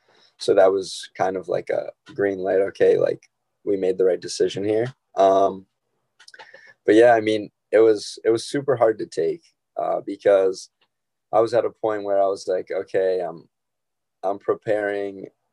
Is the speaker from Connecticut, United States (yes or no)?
yes; Fairfield, Connecticut, United States; I played for Fairfield Prep. I grew up in Fairfield my whole life.